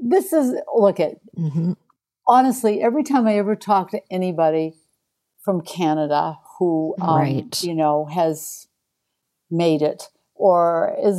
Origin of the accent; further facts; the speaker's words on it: Portland, Maine, United States; moved away; also born or lived in Toronto; I grew up in Portland, Maine, and I was, you know, at 11 years old or 9 years old, I was doing children's theater